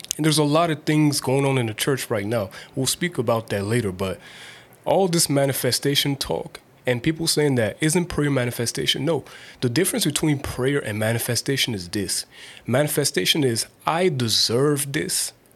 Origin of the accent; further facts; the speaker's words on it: Nigeria; As a Nigerian person